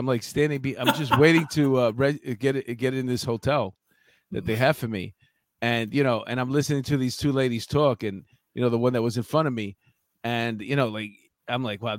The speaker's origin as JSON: {"language": "English", "region": "New York", "country": "United States", "said": "We have that acute sense of time as a New Yorker."}